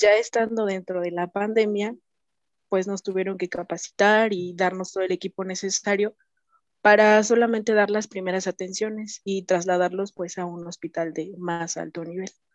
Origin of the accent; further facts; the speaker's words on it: Tehuacán, Puebla, Mexico; soy de Tehuacán, Puebla